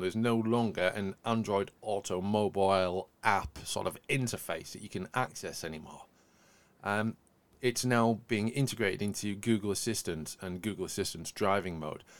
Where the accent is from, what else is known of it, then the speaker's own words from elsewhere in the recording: Yorkshire and the Humber, United Kingdom; accent: Yorkshire; my accent's got a lot broader since I say the word Yorkshire.